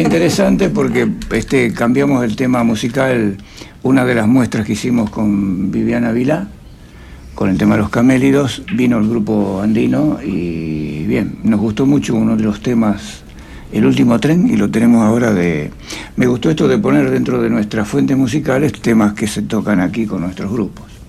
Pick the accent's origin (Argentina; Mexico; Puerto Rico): Argentina; Jáuregui, Buenos Aires Province; born or raised there; also born or lived in Friuli, Italy